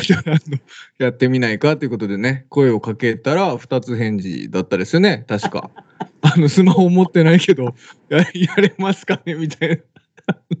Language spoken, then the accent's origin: Japanese; Saga, Japan; 地元が一緒でね、まあ、地元というか佐賀県、 えー、出身、2人とも佐賀県出身